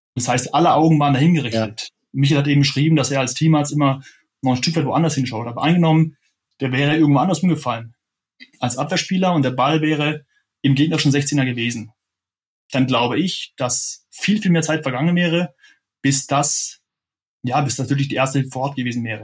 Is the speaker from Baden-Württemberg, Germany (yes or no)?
yes; Freiburg im Breisgau, Baden-Württemberg, Germany; als Freiburger, der ich ja auch bin